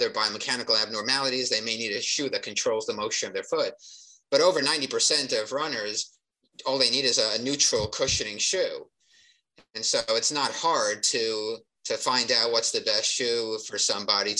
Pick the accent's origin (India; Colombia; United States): United States; New Jersey; I grew up in New Jersey